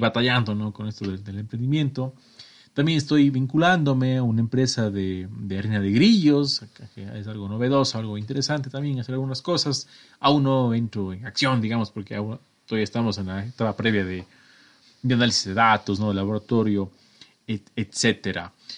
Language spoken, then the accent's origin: Spanish; Cuenca, Azuay, Ecuador; soy de Ecuador, estoy en la mitad del mundo, de una ciudad hermosísima, patrimonio cultural de la humanidad, y bla bla, llamada Cuenca, que está al sur de mi país